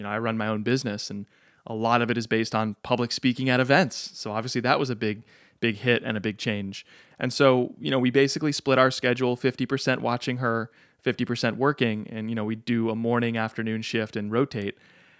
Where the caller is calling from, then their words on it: Cambridge, Massachusetts, United States; I live in Cambridge, Massachusetts, just over the river from Boston.